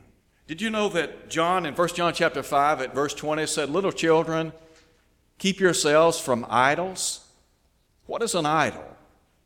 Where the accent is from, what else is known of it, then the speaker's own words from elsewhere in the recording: Chattanooga, Tennessee, United States; When I was a young fella growing up in Chattanooga